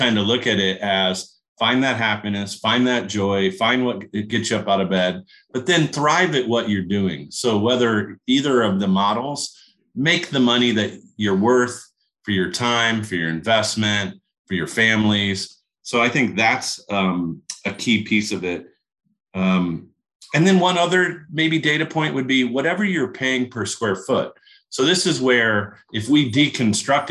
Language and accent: English; Kokomo, Indiana, United States; a little blue collar town like I grew up in Kokomo, Indiana